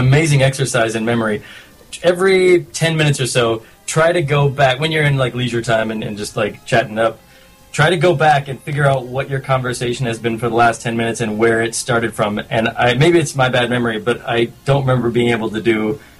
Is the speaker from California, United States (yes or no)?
yes; San Luis Obispo, California, United States; I think people from San Luis often refer to it as San Luis.